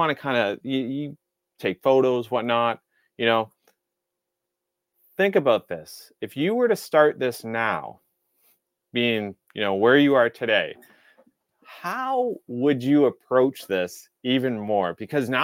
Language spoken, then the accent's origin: English; Lower Mainland, near Vancouver, West Coast of Canada, British Columbia, Canada; I grew up on the West Coast of Canada, and the West Coast being Vancouver area. It was the Lower Mainland, but very close to Vancouver